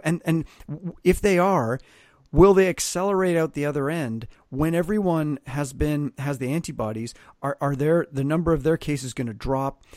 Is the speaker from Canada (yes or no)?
yes; Canada; now in United States; I'm Canadian